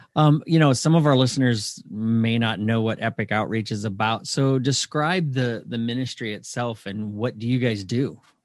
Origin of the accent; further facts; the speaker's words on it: Michigan, United States; moved away; I grew up in Michigan for a lot of my life